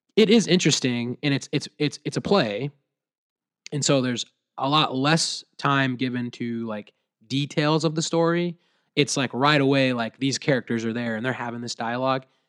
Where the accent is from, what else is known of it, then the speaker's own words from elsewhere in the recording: Williamsburg, United States; I was actually at a coffee shop in my hometown, Williamsburg, and I actually had a middle school teacher walk